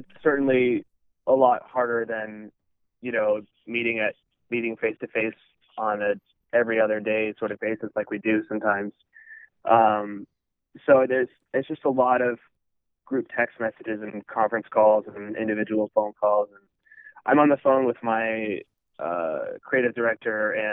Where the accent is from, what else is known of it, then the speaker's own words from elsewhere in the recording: Florida, United States; moved away as an adult; now in Boston, United States; I've been growing up in Florida my whole life